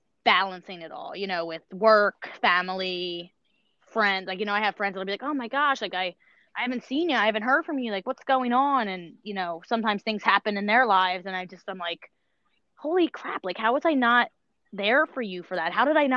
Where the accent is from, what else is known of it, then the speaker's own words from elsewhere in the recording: King of Prussia, Pennsylvania, United States; I grew up in King of Prussia, so it's not really far. I moved to this area probably about four years ago